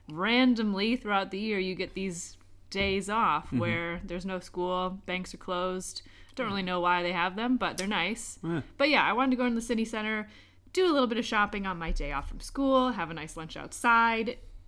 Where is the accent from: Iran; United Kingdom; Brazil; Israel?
United Kingdom; moved away; So I am a British immigrant, officially, which is nice.